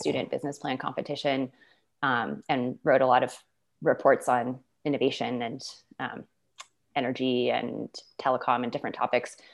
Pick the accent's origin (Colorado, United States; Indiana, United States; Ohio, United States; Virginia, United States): Colorado, United States; Boulder; I was born and raised in Boulder.